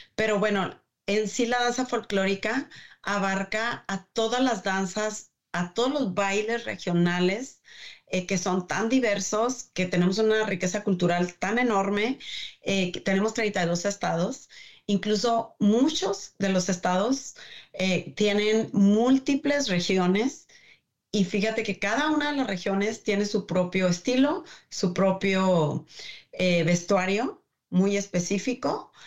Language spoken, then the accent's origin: Spanish; Delicias, Chihuahua, Mexico; moved away as an adult; also born or lived in Juárez, Mexico; now in Michigan, United States; Yo soy originaria de Delicias, Chihuahua